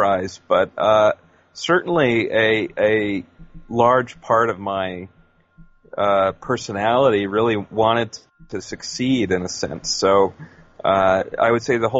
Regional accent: United States; moved away as an adult; also born or lived in London, United Kingdom / Brighton, United Kingdom; as an American

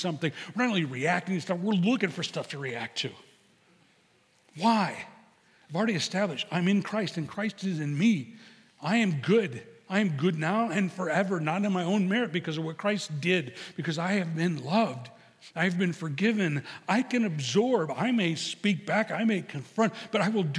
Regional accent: Chicago, Illinois, United States; I'm from Chicago

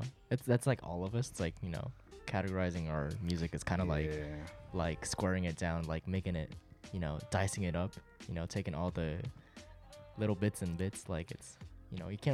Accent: Tokyo, Japan; first language Japanese; English is a second language; also born or lived in Seoul, South Korea / Boston, United States; I was born in Seoul, Korea, South Korea, but I was raised in Japan, Tokyo.

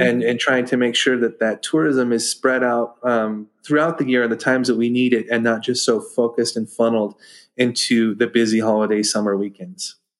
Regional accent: Bridgeport, California, United States; also born or lived in Mammoth Lakes, California / Coleville, California; now in Topaz, United States; I uh, was born and raised here in Bridgeport

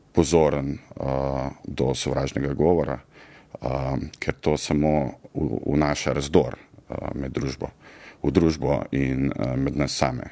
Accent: Zagorje ob Savi, Zasavska, Slovenia; also born or lived in Trbovlje; jaz sem odraščal v Zagorju, srednjo šolo hodil v Trboljah

